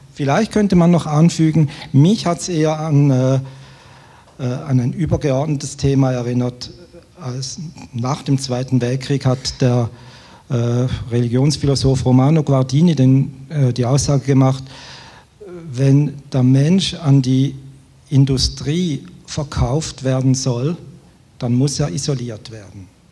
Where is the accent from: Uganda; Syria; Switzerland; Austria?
Switzerland; Als Schweizer